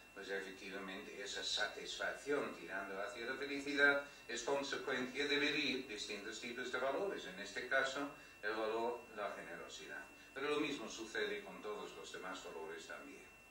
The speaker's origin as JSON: {"language": "Spanish", "country": "United Kingdom", "second_language": "Spanish", "moved": "yes", "lives_now": "Spain", "said": "tengo este eh, acento raro porque pues, soy británico, pues de hecho desde hace un mes no soy británico, pero vamos, hasta hace un mes era británico, ahora ya soy español"}